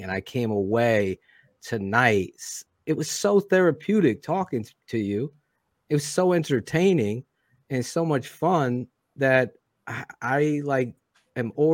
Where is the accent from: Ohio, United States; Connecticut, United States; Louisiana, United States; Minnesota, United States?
Connecticut, United States; I'm from Connecticut